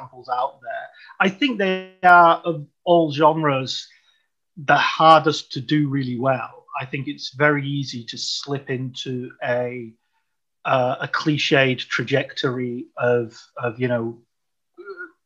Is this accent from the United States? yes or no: no; United Kingdom; I'm British and I grew up during the royal wedding and all that period.